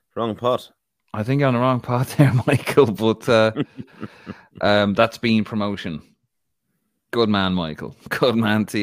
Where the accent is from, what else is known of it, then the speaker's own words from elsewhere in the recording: Ireland; I'm Irish